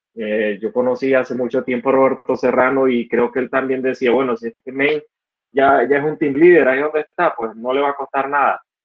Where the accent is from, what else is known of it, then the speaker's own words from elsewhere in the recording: Estelí, Nicaragua; soy de Estelí, Nicaragua, una ciudad al norte del país